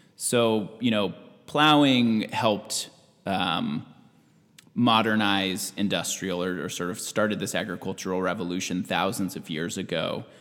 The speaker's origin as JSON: {"language": "English", "region": "Washington", "country": "United States", "tie": "born or raised there", "also_born_or_lived": "California", "moved": "as an adult", "lives_now": "Southern Oregon, United States", "said": "I grew up in Washington State. My whole upbringing through college was in Washington."}